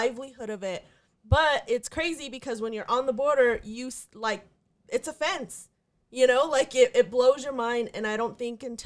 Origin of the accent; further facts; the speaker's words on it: New Mexico, United States; also born or lived in Texas; now in El Paso, United States; I grew up mostly in New Mexico, but I was born here in Texas